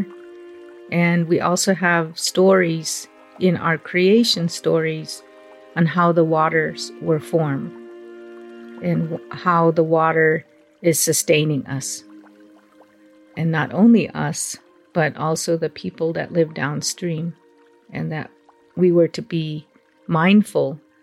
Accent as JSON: {"language": "English", "town": "Supai", "region": "Arizona", "country": "United States", "tie": "born or raised there", "said": "I'm from the Havasupai tribe. I was born in Supai Village in the bottom of the Grand Canyon"}